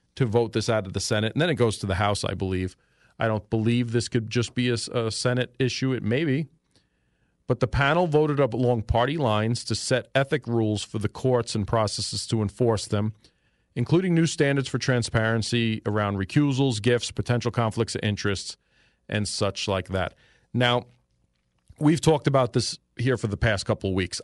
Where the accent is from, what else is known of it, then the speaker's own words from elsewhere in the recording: New York City, New York, United States; moved away; back when I was a child, growing up in New York City